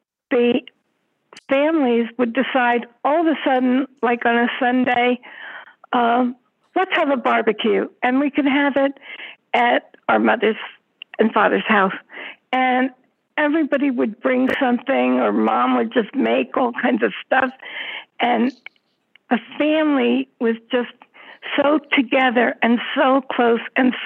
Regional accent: Elizabeth, New Jersey, United States; also born or lived in Edison, New Jersey; My hometown really was Elizabeth, New Jersey. That's where Judy and I grew up

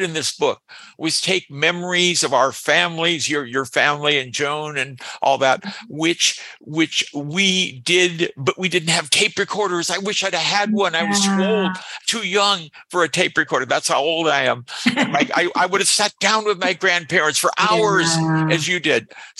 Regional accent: Los Angeles, California, United States; I grew up in Boyle Heights as a kid.

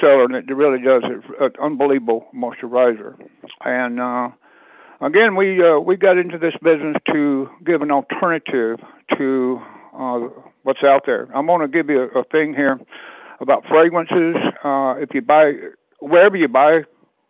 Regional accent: South Georgia, United States; born or raised there; moved away

